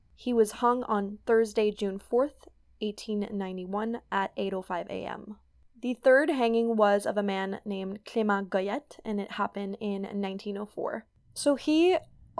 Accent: L'Orignal, Ontario, Canada; So I grew up in L'Orignal

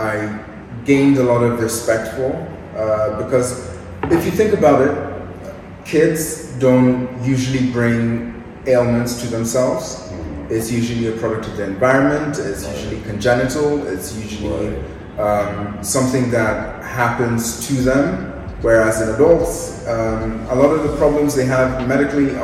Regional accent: Nairobi, Kenya; moved away; also born or lived in United Kingdom; I'm originally from Nairobi, Kenya

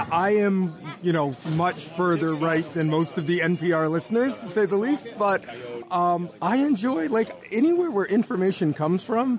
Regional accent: Westport, Massachusetts, United States; Westport, Massachusetts.

